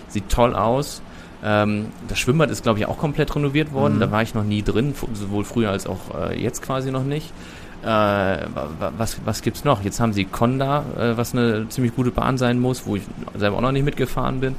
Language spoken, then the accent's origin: German; Germany; aus Deutschland.